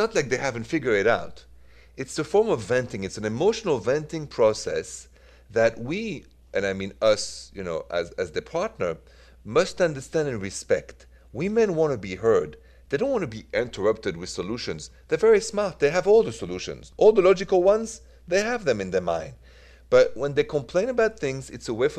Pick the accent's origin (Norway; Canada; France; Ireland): France; accent: French; English is a second language; my French accent